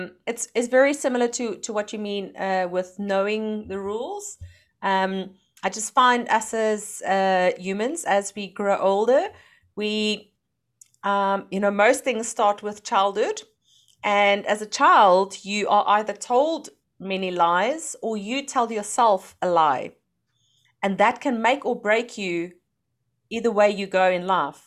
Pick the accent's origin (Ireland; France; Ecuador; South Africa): South Africa; moved away as an adult; now in Netherlands; I'm from South Africa, and last year, no, 2019, we moved to the Netherlands